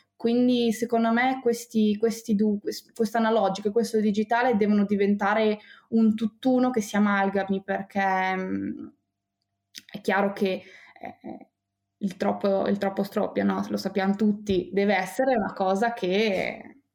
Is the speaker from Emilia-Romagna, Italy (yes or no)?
yes; Bologna, Emilia-Romagna, Italy; io sono nata a Bologna